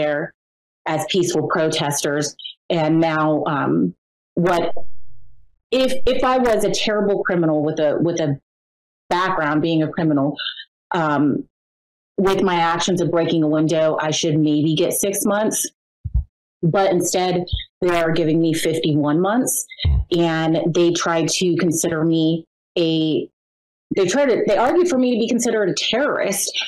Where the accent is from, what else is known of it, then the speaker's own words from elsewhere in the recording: Pennsylvania, United States; I'm from Pennsylvania